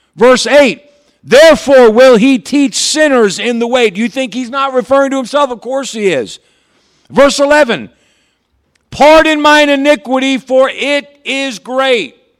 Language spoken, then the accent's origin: English; Patterson, New York, United States; I grew up in Patterson Baptist Church over here in Patterson, New York